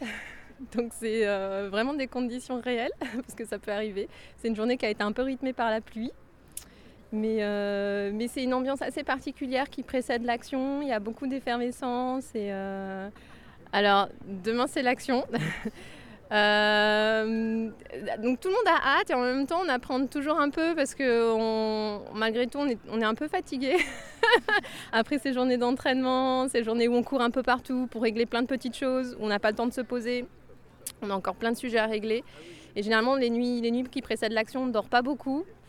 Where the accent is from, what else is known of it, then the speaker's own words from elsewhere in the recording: France; je viens de France et je suis aujourd'hui à Endeguelin 2